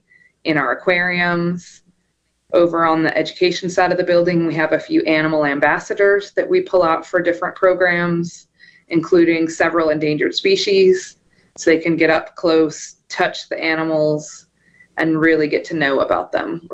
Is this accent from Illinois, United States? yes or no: no; Emporia, Kansas, United States; born or raised there; moved away as an adult; also born or lived in Kentucky; now in Mississippi, United States